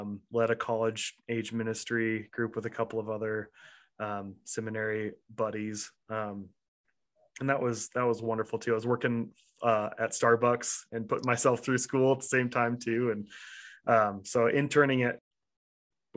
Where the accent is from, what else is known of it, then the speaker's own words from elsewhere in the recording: Nampa, Idaho, United States; also born or lived in Kansas City; a Nampa kid I had never had the experiences that I had in Nampa that I did when I first moved to Kansas City